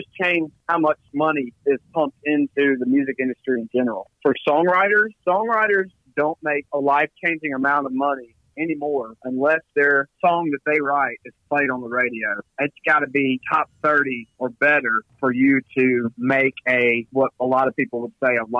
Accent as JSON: {"language": "English", "town": "Philadelphia", "region": "Mississippi", "country": "United States", "tie": "born or raised there", "said": "Oh, man, it means everything. Mississippi is interesting because there's no professional team in the state"}